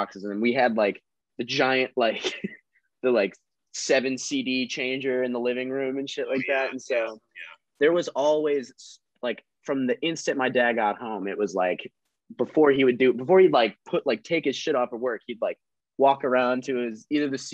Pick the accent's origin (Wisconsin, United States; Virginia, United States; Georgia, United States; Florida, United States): Wisconsin, United States; Cedarburg; I'm from the Berg, baby. I'm from Cedarburg